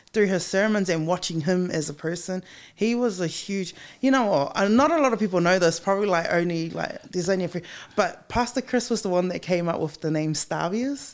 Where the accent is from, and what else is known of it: Auckland, New Zealand; born or raised there